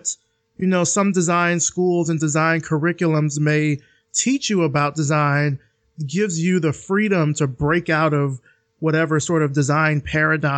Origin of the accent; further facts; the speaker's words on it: the South, United States; I'm from the South